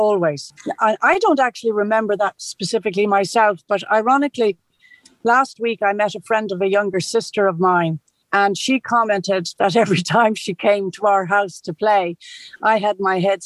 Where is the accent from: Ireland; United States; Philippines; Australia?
Ireland; Sligo, Connacht; also born or lived in Canada; I was born in Canada. Then when we moved to Ireland, we lived in Sligo with my grandfather for a period of time